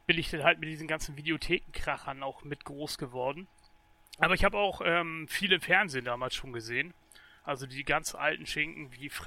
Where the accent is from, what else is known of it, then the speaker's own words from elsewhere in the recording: Itzehoe, Schleswig-Holstein, Germany; Moin moin, schönen Gruß aus dem Norden.